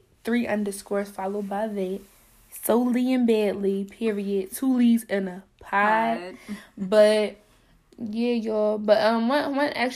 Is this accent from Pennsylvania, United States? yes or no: yes; Philadelphia, Pennsylvania, United States; I'm 20 years old, and I'm from Philly. Philadelphia